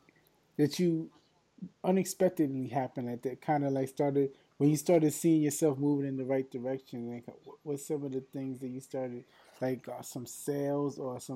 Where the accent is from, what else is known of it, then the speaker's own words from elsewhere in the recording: New York, United States; I'm from New York